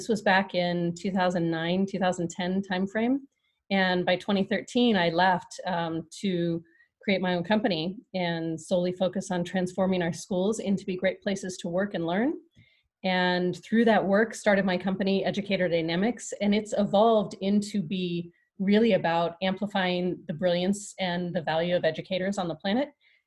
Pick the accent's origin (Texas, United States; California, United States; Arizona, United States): California, United States; Big Bear; moved away as an adult; now in Las Vegas, United States; I grew up in Southern California in a little mountain community in Big Bear